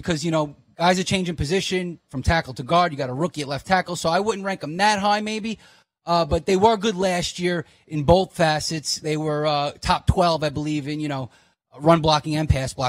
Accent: New York City, New York, United States; I'm from Brooklyn too

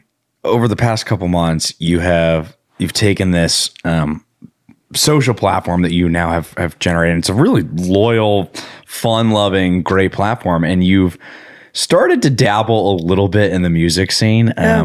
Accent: Boston, Massachusetts, United States; I'm not from New Jersey. I'm from the Northeast Boston

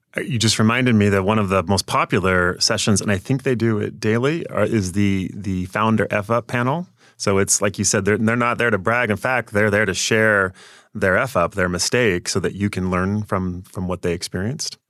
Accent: near Portland, Washington, United States; also born or lived in Seattle area, Washington; I grew up, though, down near Portland, Oregon, right across the Columbia River in Washington still

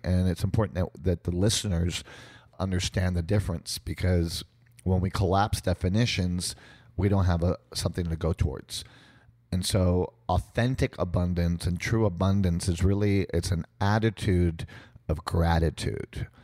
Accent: San Juan, Puerto Rico; also born or lived in United States; I grew up in San Juan, Puerto Rico, being a American, Russian, Jewish family in a Latino Catholic culture

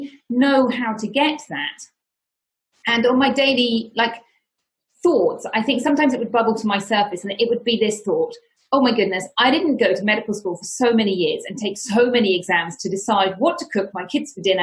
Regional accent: United Kingdom; moved away as an adult; now in Spain; I am from the United Kingdom, as you may be able to tell from my accent

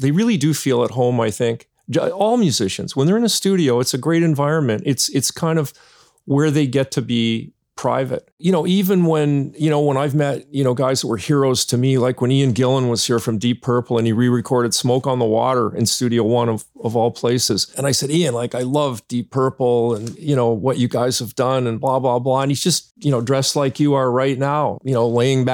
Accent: Hamilton, Ontario, Canada; moved away; I'm originally from Hamilton too

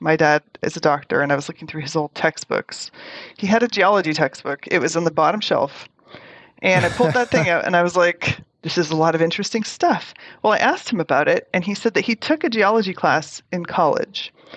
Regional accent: Toronto, Ontario, Canada; I grew up in Toronto, Canada

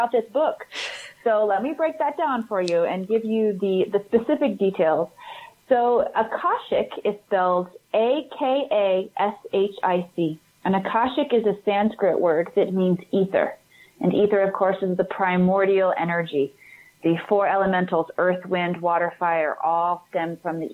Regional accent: Missouri, United States; moved away as an adult; also born or lived in Hollywood; I grew up Southern Baptist in America, right in the Midwest, mm-hmm. in Missouri

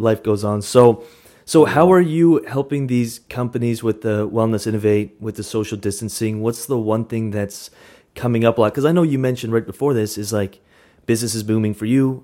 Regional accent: Canada; now in Vancouver, Canada; we're, we're Canadian

